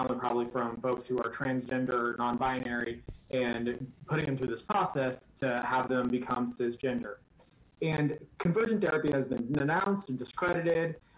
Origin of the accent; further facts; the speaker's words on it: Nebraska, United States; I was born and raised in Nebraska